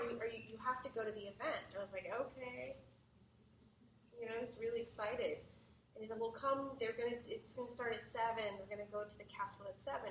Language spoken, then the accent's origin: English; Midwest, United States; now in California, United States; there's something we do in the Midwest, or that my family's always done that people don't really do here in California